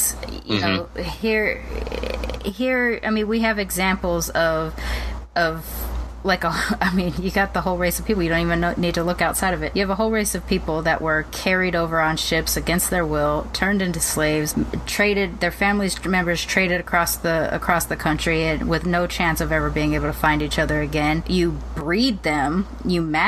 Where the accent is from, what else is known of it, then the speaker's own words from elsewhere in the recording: Long Beach, California, United States; I was growing up in Long Beach